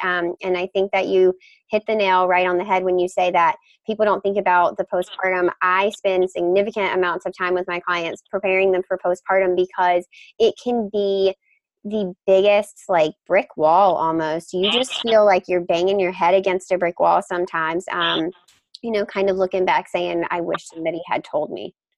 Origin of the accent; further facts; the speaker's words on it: Mississippi, United States; now in Boston, United States; I grew up in Mississippi, um, so this rural part of the United States 100% hits home for me.